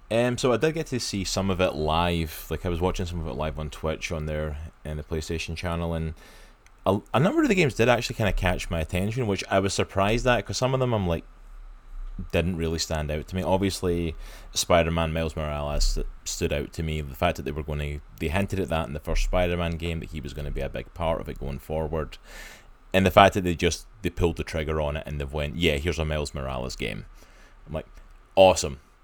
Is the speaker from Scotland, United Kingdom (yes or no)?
yes; Scotland, United Kingdom; now in United States; I'm Scottish